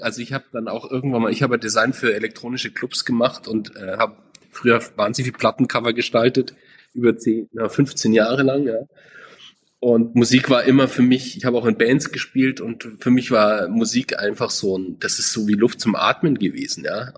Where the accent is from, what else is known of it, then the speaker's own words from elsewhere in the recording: Munich, Bavaria, Germany; Ich bin geboren und auch gebürtiger München, also kein Zurkreister, wie man so sagt, äh, sondern gebürtig